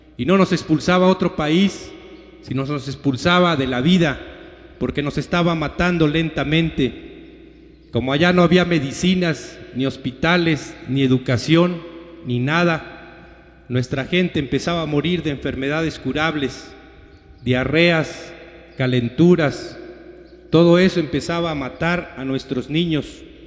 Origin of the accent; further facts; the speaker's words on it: Mexico; siempre dijimos que éramos mexicanos, somos mexicanos